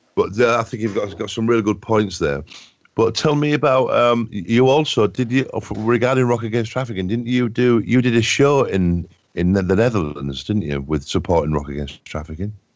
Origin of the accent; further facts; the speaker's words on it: England, United Kingdom; I'm from England